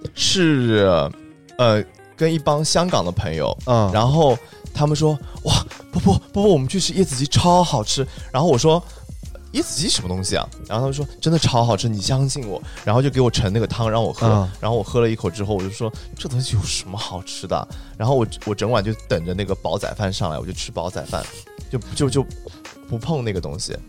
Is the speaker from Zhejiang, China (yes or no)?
yes; Zhejiang, China; also born or lived in Beijing; now in Shenzhen, China; 我们浙江人